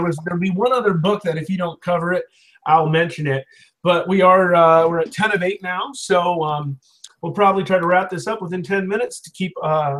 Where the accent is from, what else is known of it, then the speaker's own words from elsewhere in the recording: Lancaster County, Pennsylvania, United States; when I told him I was from Lancaster County